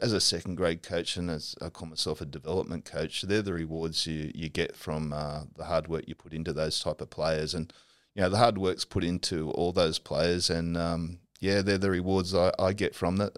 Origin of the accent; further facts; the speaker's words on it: Normanhurst, New South Wales, Australia; I grew up at Normanhurst